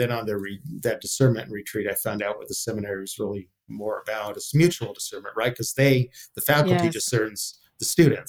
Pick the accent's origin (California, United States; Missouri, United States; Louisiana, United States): California, United States; San Diego; now in San Francisco, United States; Yes, I grew up in San Diego.